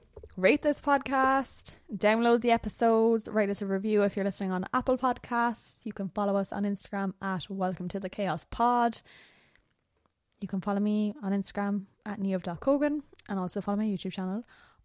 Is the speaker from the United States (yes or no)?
no; Ireland; I am Irish.